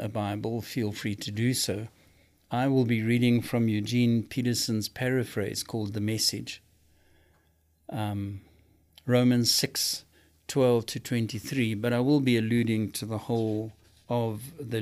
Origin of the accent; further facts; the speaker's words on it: South Africa; now in United States; I come from South Africa.